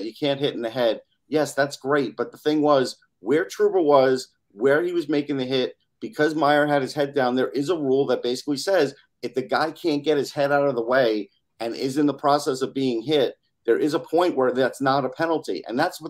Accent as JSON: {"language": "English", "region": "New York area", "country": "United States", "tie": "born or raised there", "said": "I grew up in the New York area"}